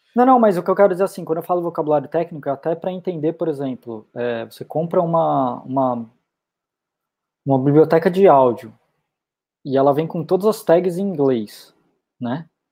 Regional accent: Brazil; moved away as an adult; eu sou brasileiro

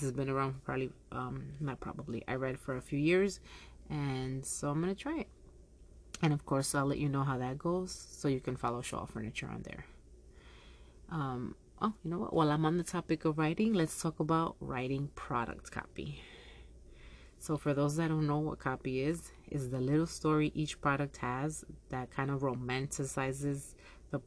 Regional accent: Yonkers, New York, United States; Yonkers is my hometown

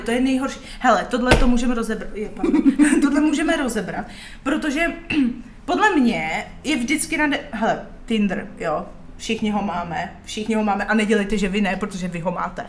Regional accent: Czechia; Jsem Češka

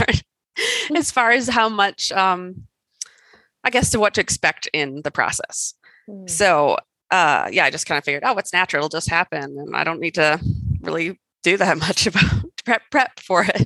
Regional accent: Wisconsin, United States; also born or lived in California; now in Colorado, United States; I grew up in Wisconsin

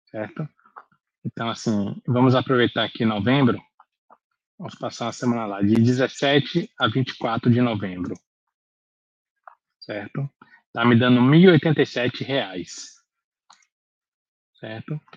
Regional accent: Salvador, Bahia, Brazil; Nós somos de Salvador, então vamos fazer uma, uma viagem de Salvador para Fortaleza, por exemplo.

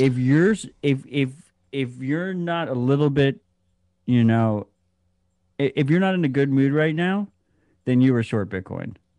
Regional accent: United States; as an American

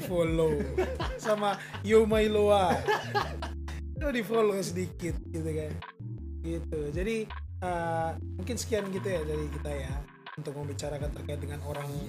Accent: Eastern Indonesia, Indonesia; now in Jakarta, Indonesia; gua sebagai orang timur si gue dari Omak emang anak daerah

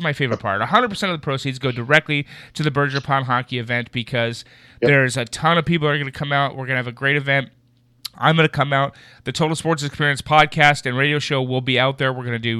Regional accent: Southern California, United States; also born or lived in Honolulu, Hawaii / Northfield, Vermont; I was born in Honolulu, Hawaii, and a Southern California kid, and I ended up at Northfield, Vermont for college hockey.

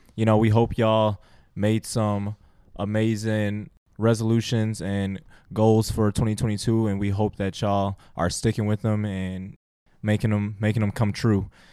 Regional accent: Sterling Heights, Michigan, United States; I'm from Sterling Heights. Shout out Stevenson Titans

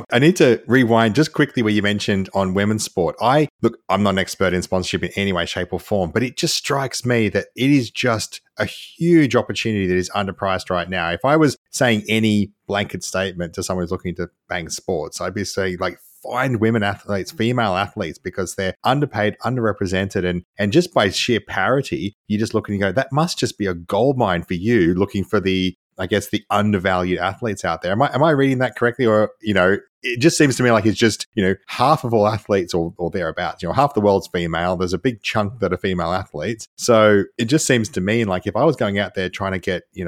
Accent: Australia; I'm Australian, so we're known for our swearing.

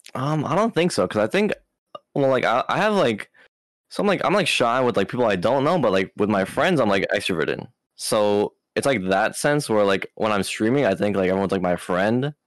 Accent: Maui, Hawaii, United States; I was born in Hawaii, Maui

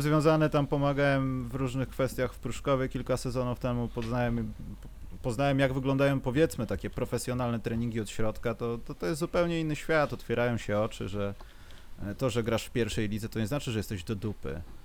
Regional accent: Warsaw, Masovian Voivodeship, Poland; jestem z Warszawy

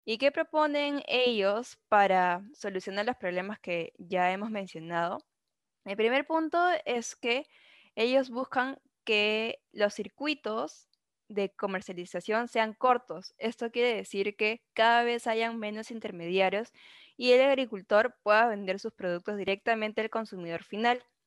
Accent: Peru; nuestra identidad como peruanos

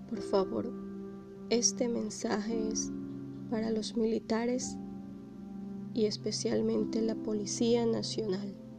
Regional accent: Ecuador; somos todos ecuatorianos

